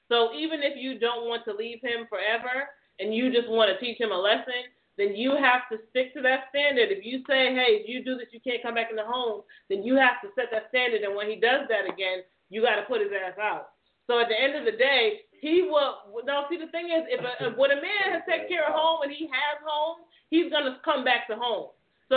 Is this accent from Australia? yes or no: no; Jamaica; in my culture, I'm Jamaican